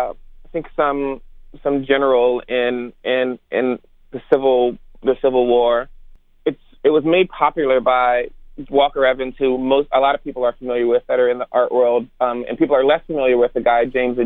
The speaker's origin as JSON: {"language": "English", "country": "Germany", "tie": "born there", "said": "Yeah, so I'm not originally from the South. You know, I was born in Germany and military brat, quote unquote"}